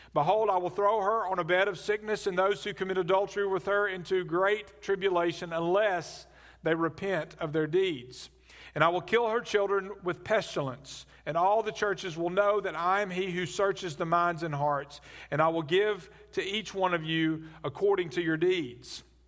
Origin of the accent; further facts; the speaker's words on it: Birmingham, Alabama, United States; I grew up in Birmingham